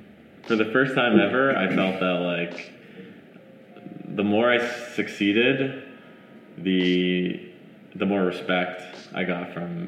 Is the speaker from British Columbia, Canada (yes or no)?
no; Montreal, Quebec, Canada; moved away; I'm originally from Montreal, Canada.